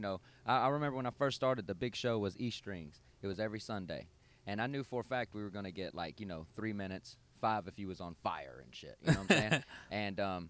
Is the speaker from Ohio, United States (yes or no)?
no; Georgia, United States; moved away as an adult; also born or lived in Gwinnett County, Georgia / Hall County, Georgia / Las Vegas; born and raised in Georgia for 30 years